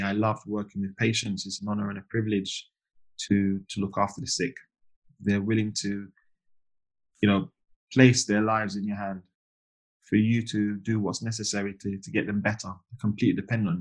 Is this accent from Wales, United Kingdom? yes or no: no; London, United Kingdom; moved away as an adult; also born or lived in Grimsby; I was born and raised in East London, born at the Royal London